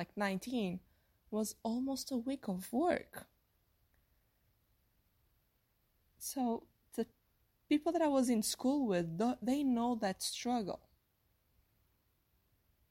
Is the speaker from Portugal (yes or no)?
yes; Portugal; English is a second language; moved away as an adult; now in United States; I was raised in Portugal until I was like 22 years old